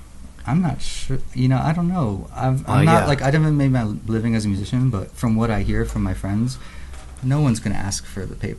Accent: outside of Philadelphia, Pennsylvania, United States; I grew up in outside of Philly.

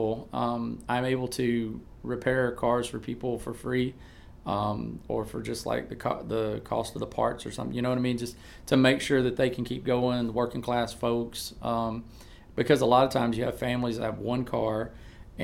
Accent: Auburn, Alabama, United States; I'm from Auburn, Alabama

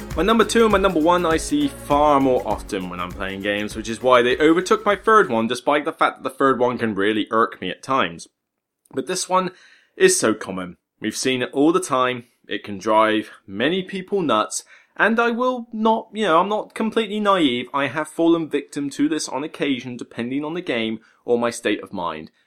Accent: West Country, South West England, United Kingdom; also born or lived in Portsmouth; now in Hampshire, United Kingdom; I'm from the West Country. I do miss it

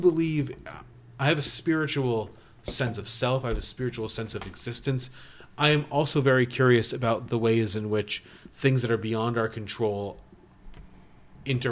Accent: Connecticut, United States; I was born in Connecticut

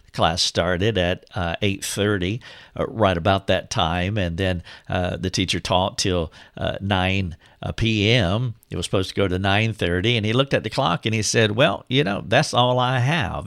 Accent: Charlotte, North Carolina, United States; moved away as an adult; now in Greenville, United States; I had moved from my hometown, which is right outside of Charlotte, North Carolina, to Greenville, South Carolina, which is where I am today

